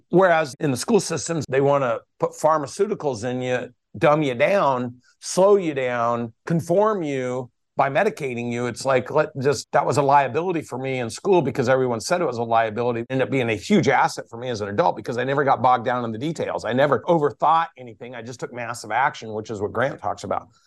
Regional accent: Portland, Oregon, United States; moved away as an adult; also born or lived in Corvallis, Oregon / Atlanta, Georgia; I moved from Portland, Oregon just to get the hell away from the Pacific Northwest to Atlanta, Georgia at eighteen years old

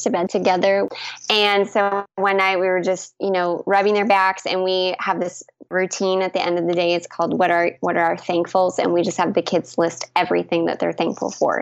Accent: Canada; moved away; also born or lived in Texas; I'm a Canadian

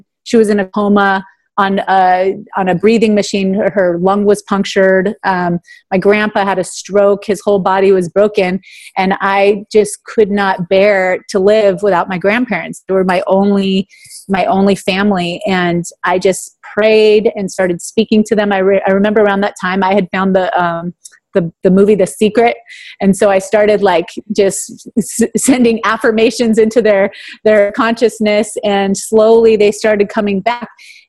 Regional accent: California, United States; moved away; I was just like, oh my God, I was from California.

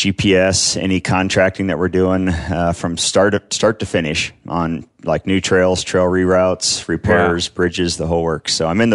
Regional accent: Ennis, Montana, United States; I grew up over in Ennis, Montana, in the Madison Valley. Grew up fly fishing the Madison River and hunting the mountains around there

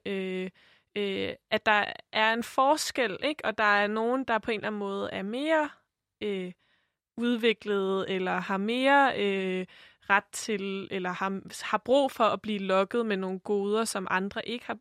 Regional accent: Denmark; Sofie og jeg har jo øh, som begge to er vokset op i Danmark som, som danskere

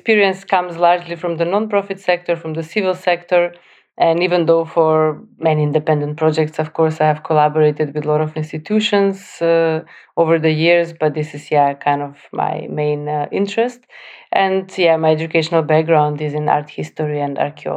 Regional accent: North Macedonia; moved away; also born or lived in Skopje; I'm coming originally from North Macedonia

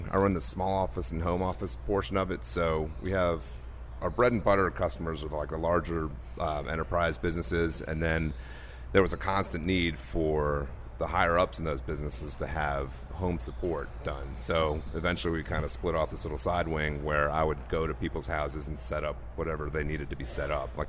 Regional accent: New York, United States; born there; also born or lived in New Orleans / London / Holland / Paris; I was born in New York. I lived here for moved down to New Orleans for three years. Then I was in London for three years. Um, then Holland for three years, and then back to New Orleans for four years

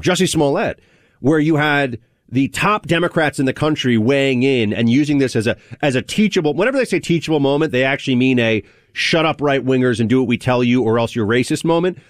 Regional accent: New York, United States; I'm a New Yorker

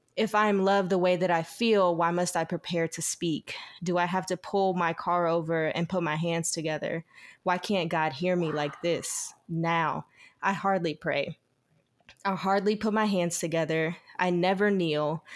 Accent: Eufaula, Alabama, United States; also born or lived in Georgetown, Georgia; I grew up in Eufaula, Alabama, Georgetown, Georgia. It's, like, right on the border of Georgetown and Alabama. So my mom's house was in Georgia, but I went to school in Alabama

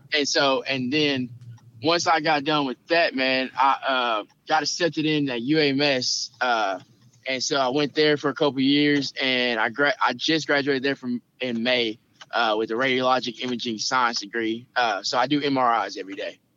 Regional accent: Camden, Arkansas, United States; moved away as an adult; also born or lived in Conway, Arkansas; now in Little Rock, United States; I'm from Camden, Arkansas, which is uh down south Arkansas.

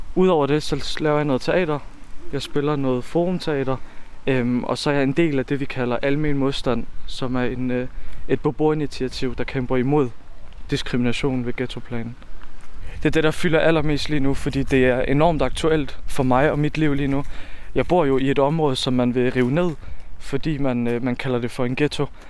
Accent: Odense, Southern Denmark, Denmark; Jeg er født og opvokset i Volsmose.

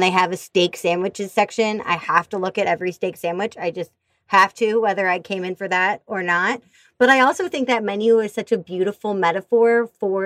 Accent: Missouri, United States; I grew up in Missouri.

